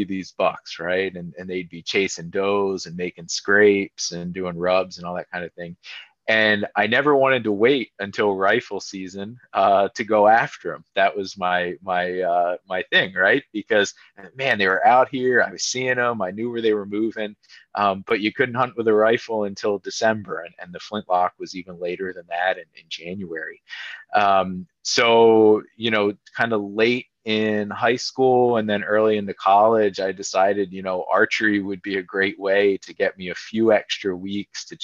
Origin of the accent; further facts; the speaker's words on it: Lititz, Pennsylvania, United States; I was fortunate growing up in Lititz